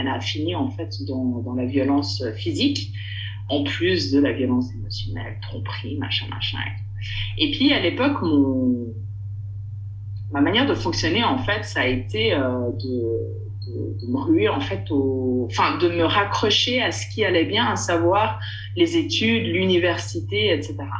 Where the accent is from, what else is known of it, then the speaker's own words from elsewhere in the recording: Switzerland; je suis née en Suisse, grandie en Suisse